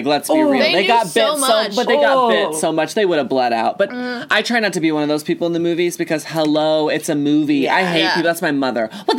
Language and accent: English; Texas, United States; I'm from Texas